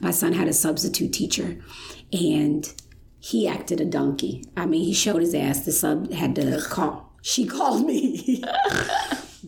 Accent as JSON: {"language": "English", "town": "Chicago", "region": "Illinois", "country": "United States", "said": "I'm from Chicago"}